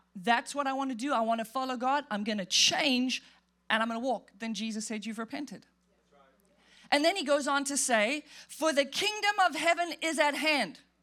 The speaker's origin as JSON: {"language": "English", "country": "South Africa", "tie": "born or raised there", "moved": "yes", "said": "I grew up in South Africa"}